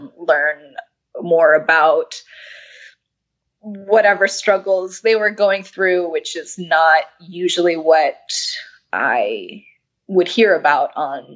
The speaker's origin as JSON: {"language": "English", "town": "New York City", "region": "New York", "country": "United States", "moved": "yes", "said": "I'm from New York City originally"}